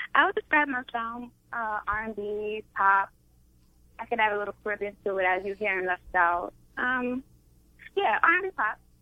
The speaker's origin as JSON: {"language": "English", "town": "Brooklyn", "region": "New York", "country": "United States", "said": "I'm from a place called Brooklyn"}